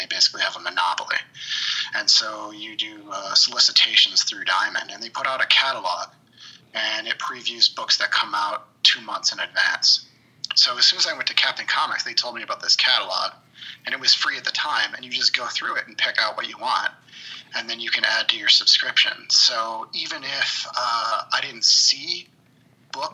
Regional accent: Liverpool, New York, United States; also born or lived in Long Island, New York / Oswego, New York; now in Chicago, United States; I grew up in Syracuse, New York. In Liverpool, which is just outside of Syracuse. I'm in Chicago now

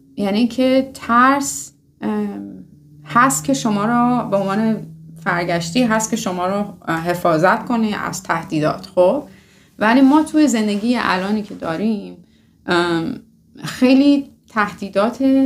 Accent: Iran; moved away; ماهایی که از میانه اومدیم و از ایران اومدیم

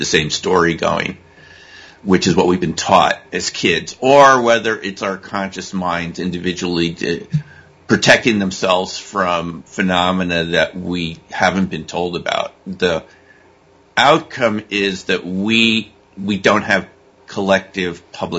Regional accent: East Coast, United States; also born or lived in Connecticut / Massachusetts; I'm from the East Coast, like you guys are from. I mean, I went to East Coast high schools, East Coast colleges, Connecticut, Massachusetts

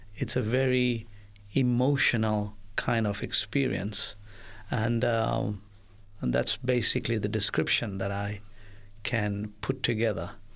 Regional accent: South Africa; I witnessed growing up in South Africa

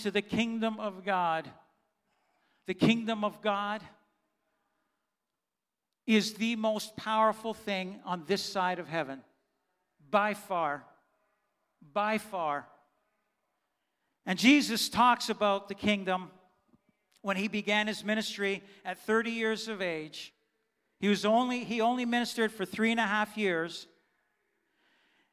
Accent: Canada; first language German; English is a second language; I was born here in Canada, but my parents, my mom and dad, were born in Germany. And when I was 2, 3, 4, I did not speak English. I only spoke German

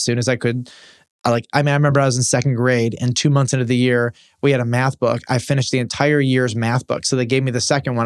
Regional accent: Detroit, Michigan, United States; in Detroit where I grew up

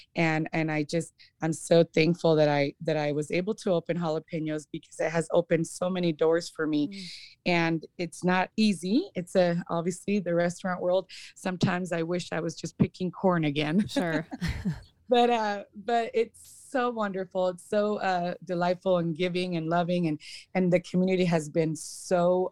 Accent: Emmett, Idaho, United States; I grew up in Emmett

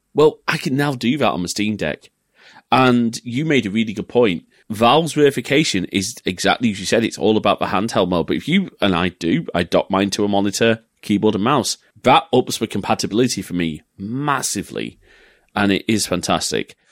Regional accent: England, United Kingdom; being an English family

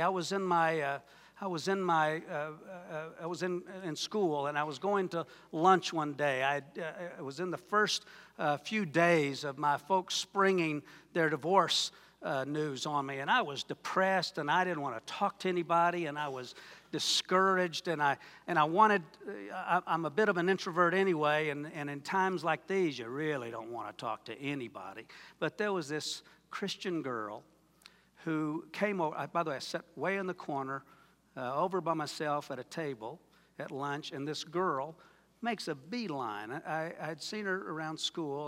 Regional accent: Wayne, Oklahoma, United States; I'm from Wayne, Oklahoma

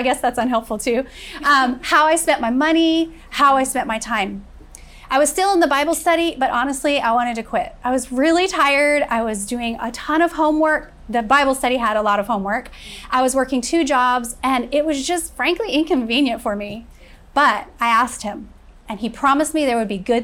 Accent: Florida, United States; also born or lived in Kentucky; when I was 6 years old, my father left us and my mother immediately moved us all to Florida, where I was raised and graduated from high school

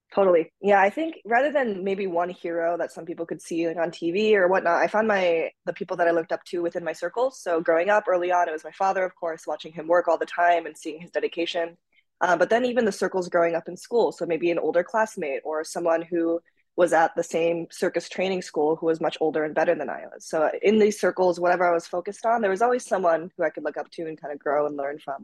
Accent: Minnesota, United States; also born or lived in Japan; we moved from Japan to the United States uh, to Minnesota actually uh, when I was five, and then we went back and forth until I was around ten

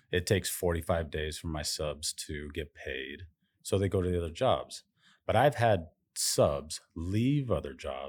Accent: Las Vegas, Nevada, United States; Las Vegas, Nevada.

